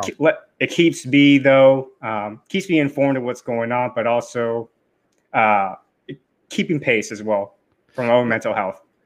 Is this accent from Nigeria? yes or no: no; United States; as an American